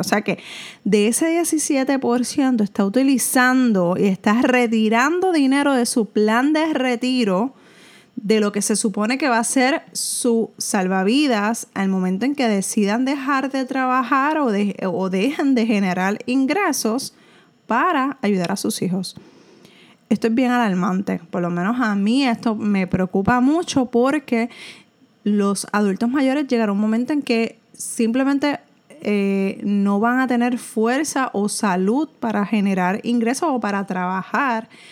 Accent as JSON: {"language": "Spanish", "country": "Puerto Rico", "said": "En Puerto Rico aunque somos un territorio americano"}